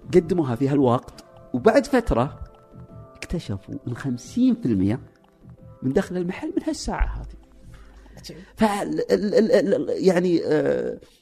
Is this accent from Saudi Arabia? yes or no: yes; Saudi Arabia; عندنا في السعوديه